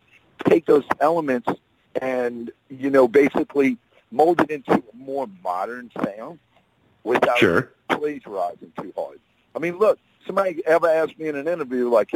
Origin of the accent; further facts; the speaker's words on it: New Orleans, Louisiana, United States; that's in New Orleans, my hometown